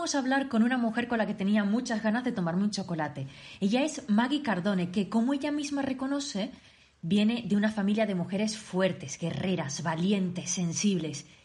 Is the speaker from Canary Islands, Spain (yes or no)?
yes; Tenerife, Canary Islands, Spain; moved away as an adult; now in Switzerland; yo soy de Canarias, concretamente de Tenerife, aunque desde hace 5 años estoy viviendo en Suiza